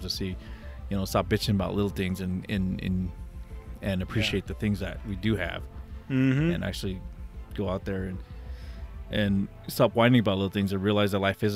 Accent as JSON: {"language": "English", "country": "United States", "said": "as an American"}